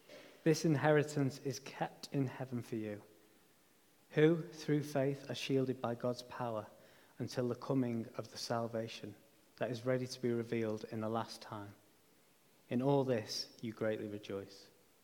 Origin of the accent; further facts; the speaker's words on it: United Kingdom; my passport confirms that I am a British citizen.